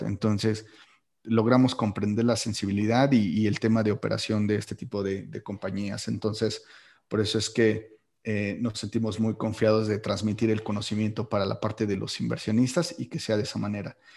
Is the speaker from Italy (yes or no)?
no; Mexico; como buenos mexicanos